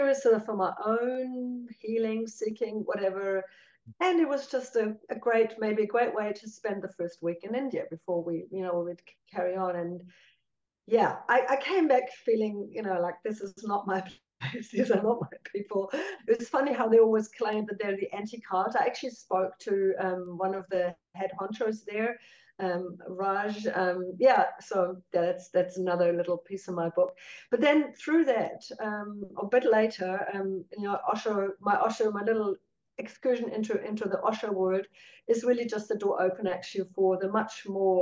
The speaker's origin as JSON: {"language": "English", "town": "Cologne", "region": "North Rhine-Westphalia", "country": "Germany", "tie": "born or raised there", "moved": "yes", "lives_now": "New Zealand", "said": "growing up in Cologne"}